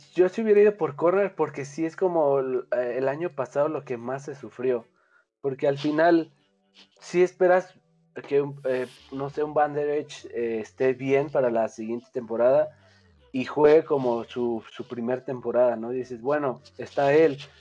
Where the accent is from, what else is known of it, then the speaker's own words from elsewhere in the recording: Mexico; como mexicano digo